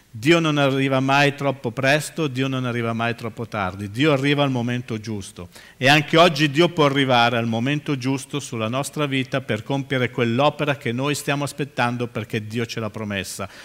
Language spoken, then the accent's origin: Italian; Milan, Lombardy, Italy; moved away as an adult; now in Livorno, Italy; Io sono milanese, sono nato sui Navigli, vivo, mm, sono da Milano da bere